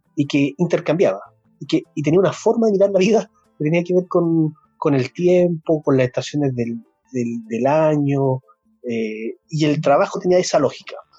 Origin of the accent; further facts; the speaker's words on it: Santiago, Santiago Metropolitan Region, Chile; moved away as an adult; now in Castro, Chile; Yo nací en Santiago y me vine hace 11 o 12 años ya a vivir a Chile, Castro